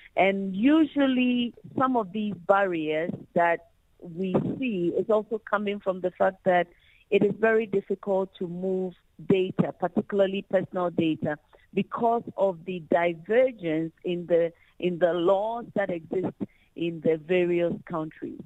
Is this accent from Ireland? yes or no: no; Ghana; I come from Ghana